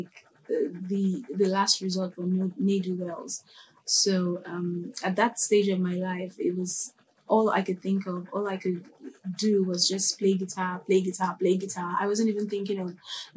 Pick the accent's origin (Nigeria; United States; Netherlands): Nigeria; I'm Nigerian. So Nigerians are really religious and highly churchy people. So a lot of musicians and instrumentalists here always start from church.